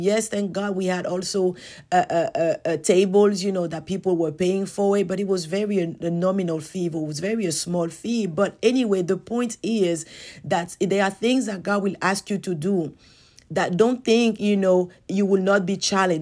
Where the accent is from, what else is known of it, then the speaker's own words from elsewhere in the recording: Côte d’Ivoire; moved away; back to my hometown in the Ivory Coast